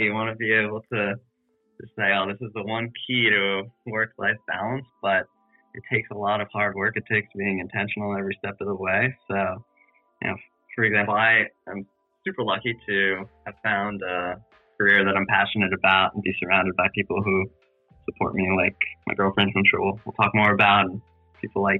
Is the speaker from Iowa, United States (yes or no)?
no; New Jersey, United States; also born or lived in New England / Providence, Rhode Island; I currently live in Jersey City, New Jersey, born and raised in New Jersey.